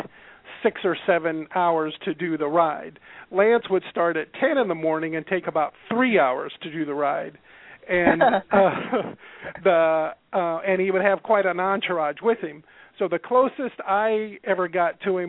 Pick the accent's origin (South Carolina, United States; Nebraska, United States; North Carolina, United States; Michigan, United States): Nebraska, United States; moved away as an adult; now in Iowa, United States; I grew up in Nebraska, pretty close to the Iowa border, always within 40 miles